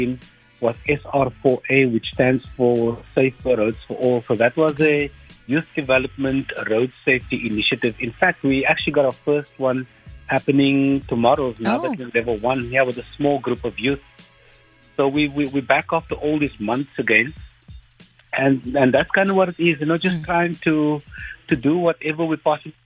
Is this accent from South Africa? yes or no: yes; Cape Town, Western Cape, South Africa; growing up in Mitchell's Plain and the type of friends that you meet